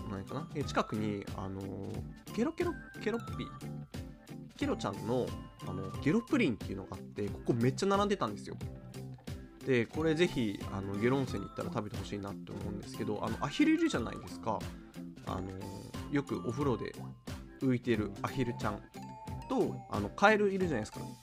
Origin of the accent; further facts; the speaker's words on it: Shizuoka, Japan; 静岡出身なんですけど